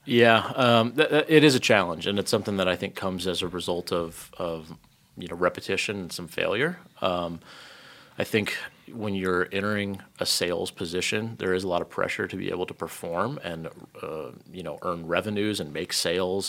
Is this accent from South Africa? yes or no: no; Lafayette, Indiana, United States; so I grew up in Indiana. Um, grew up up in Lafayette, um, most of my life.